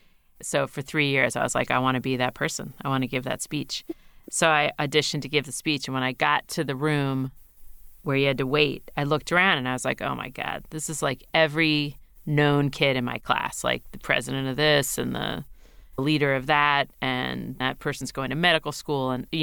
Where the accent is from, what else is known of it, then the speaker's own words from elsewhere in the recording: Manitoba, Canada; I'm from Manitoba.